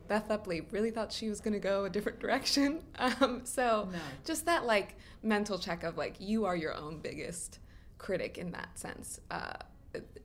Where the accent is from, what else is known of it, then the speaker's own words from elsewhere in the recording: United States; moved away as an adult; being an American living overseas and like looking back at my homeland